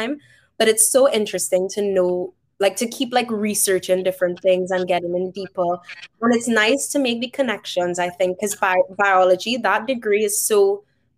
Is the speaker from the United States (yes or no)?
no; Trinidad & Tobago; accent: Trini; moved away as an adult; now in Canada; I was known as like the Trini girl in certain like circles. Like they know me for my accent